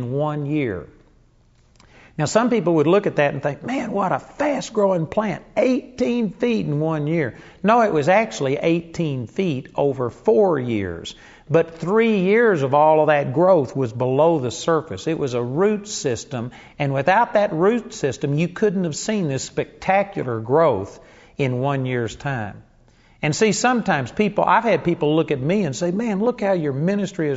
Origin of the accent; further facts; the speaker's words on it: Arlington, Texas, United States; When I was a kid, I grew up in Arlington, Texas